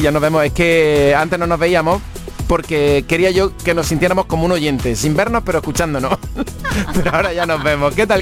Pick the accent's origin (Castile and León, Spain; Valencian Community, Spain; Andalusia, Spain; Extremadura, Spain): Andalusia, Spain; Salobreña; now in Málaga, Spain; yo nací en Granada, mm, o sea, en Salobreña, pero nací en Granada, lo que viene a ser que mi madre me trajo el mundo en Granada, pero vivo en Málaga